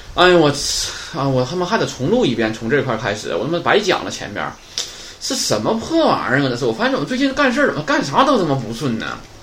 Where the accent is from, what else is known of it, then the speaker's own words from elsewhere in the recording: China; 我们中国人说话也是